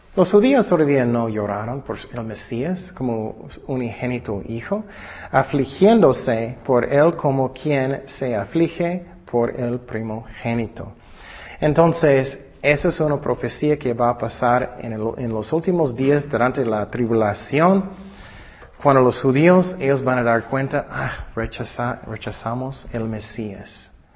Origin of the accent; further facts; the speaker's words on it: California, United States; yo nací en California